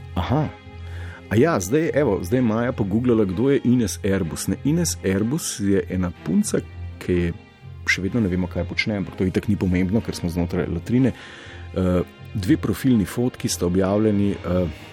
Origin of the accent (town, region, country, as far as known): Slovenia